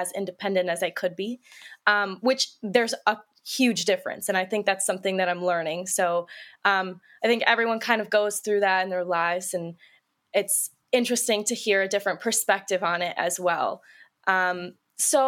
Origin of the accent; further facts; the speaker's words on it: Northern Illinois, United States; I am also born and raised in Northern Illinois